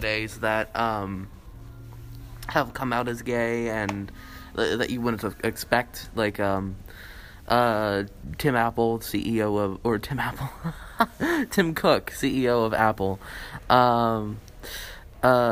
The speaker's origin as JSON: {"language": "English", "country": "Canada", "said": "as Canadian citizens"}